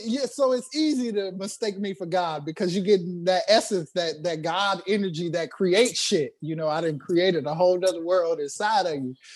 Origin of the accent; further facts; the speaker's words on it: Inglewood, California, United States; I was from Inglewood.